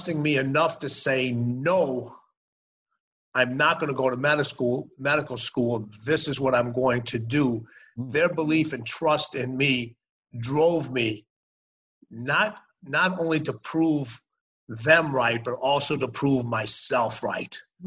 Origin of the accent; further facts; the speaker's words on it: Chicago, Illinois, United States; moved away; also born or lived in Los Angeles / Houston / Washington DC / Birmingham; I grew up in Chicago. I went to elementary school, high school, mm-hmm. played college basketball in Chicago